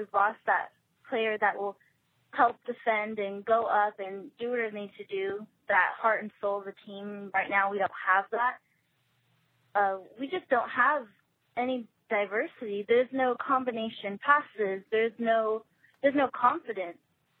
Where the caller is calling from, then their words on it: Visalia, California, United States; from Visalia. I'm 17.